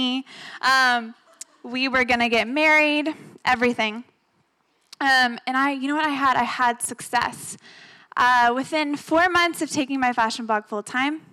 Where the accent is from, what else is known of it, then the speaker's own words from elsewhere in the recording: Austin, Texas, United States; I do have a fashion blog here in Austin. I grew up in Westlake.